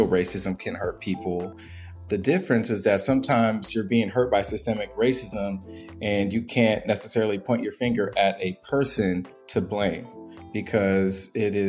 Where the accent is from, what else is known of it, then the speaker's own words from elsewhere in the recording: Portland, Oregon, United States; I am a 37-year-old African-American male, born and raised in Portland, Oregon